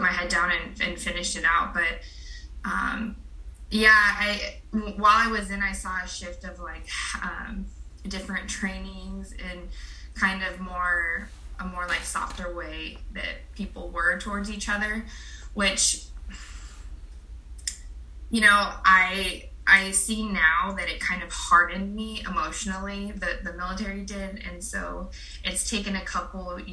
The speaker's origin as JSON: {"language": "English", "town": "Pacific Grove", "region": "California", "country": "United States", "tie": "born or raised there", "also_born_or_lived": "Fort Wainwright, Alaska / Fort Benning, Georgia / San Jose", "said": "I grew up in Pacific Grove"}